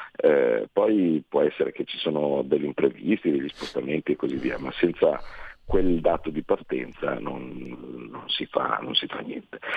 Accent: Carnate, Lombardy, Italy; mio padre ha scelto di andare lì perché era comodo, eh, quando avevo sei anni

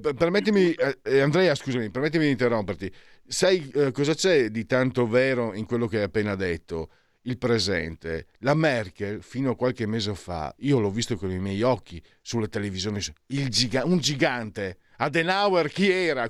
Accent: Friuli-Venezia Giulia, Italy; io vengo dal Friuli

